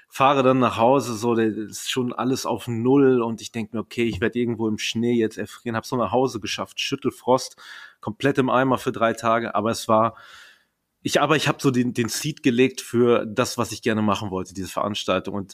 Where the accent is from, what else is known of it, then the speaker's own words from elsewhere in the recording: Berlin, Germany; wobei ich bin Berliner durch und durch, Erbrecht durch die Eltern.